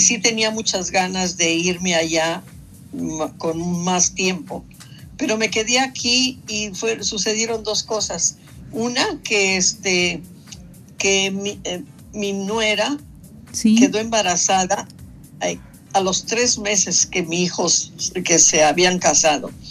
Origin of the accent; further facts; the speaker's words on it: Mexico City, Mexico; moved away as an adult; also born or lived in San Cristóbal de las Casas, Chiapas; yo nací en eh, la ciudad de San Cristóbal de las Casas, Chiapas, ¿ves? Y crecí en la Ciudad de México